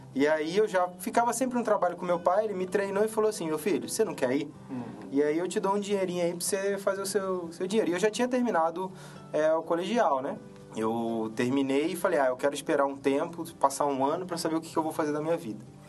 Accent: Petrópolis, Rio de Janeiro, Brazil; eu sou de, original de Petrópolis, no Rio de Janeiro

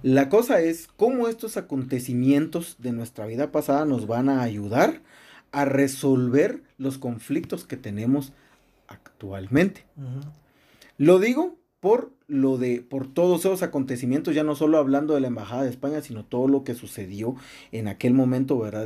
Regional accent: Guatemala; nosotros como ciudadanos guatemaltecos, eh, eh, eh, como población guatemalteca

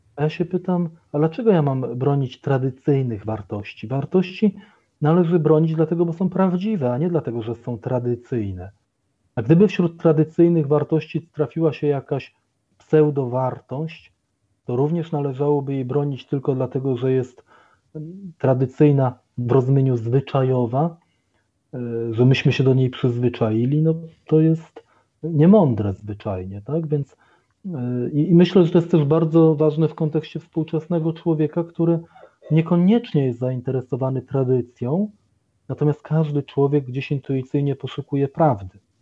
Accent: Poland; urodziłem się jeszcze w państwie komunistycznym, to generalnie całe moje życie przypadło na czasy wolnej Polski demokratycznej

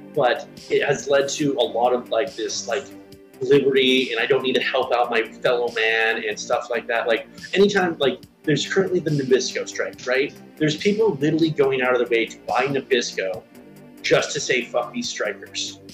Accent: United States; I am an American

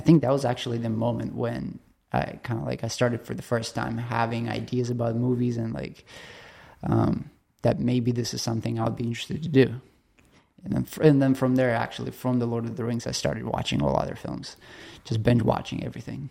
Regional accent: Chelyabinsk, Chelyabinsk Oblast, Russia; moved away; I grew up in Russia, so middle of the nowhere, uh, Siberia. Somebody is interested to look it up. It's called Chel-, Chelyabinsk.

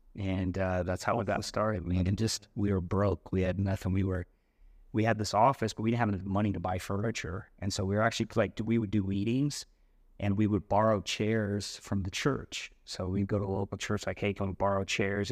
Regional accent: West Valley / St. George, Utah, United States; also born or lived in Idaho; we moved from West Valley down to St. George when I was about twelve

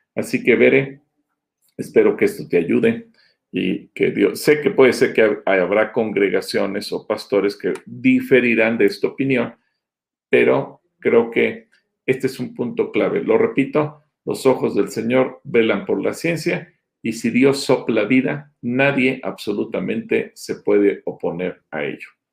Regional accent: Mexico; como mexicanos no judíos

